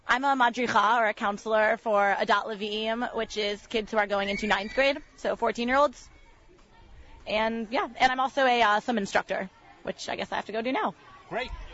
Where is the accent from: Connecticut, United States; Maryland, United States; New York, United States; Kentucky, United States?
Connecticut, United States; West Hartford; I'm from West Hartford, Connecticut